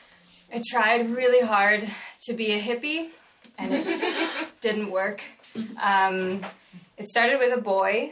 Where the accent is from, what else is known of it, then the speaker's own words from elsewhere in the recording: California, United States; I'm from California